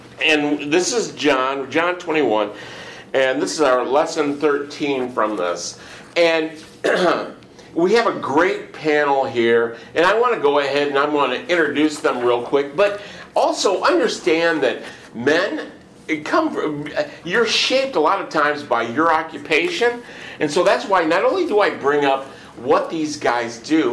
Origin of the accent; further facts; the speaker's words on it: Michigan, United States; now in Houston, United States; originally I'm from Michigan